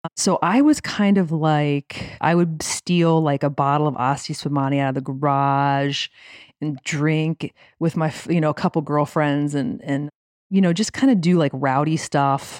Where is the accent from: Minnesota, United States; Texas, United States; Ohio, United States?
Ohio, United States; Lima; So, I'm from Lima, Ohio. My parents met young in Lima